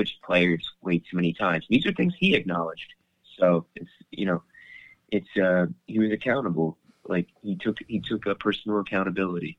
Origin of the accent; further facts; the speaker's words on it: New Jersey, United States; now in Rome, Italy; I grew up in Jersey